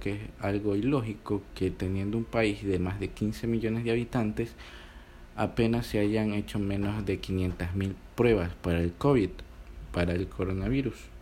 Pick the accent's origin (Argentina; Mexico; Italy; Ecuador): Ecuador; mi país